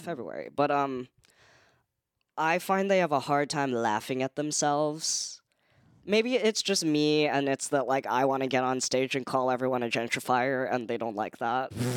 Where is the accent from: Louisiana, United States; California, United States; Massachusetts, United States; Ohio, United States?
California, United States; San Francisco; moved away; It was really fun to grow up in.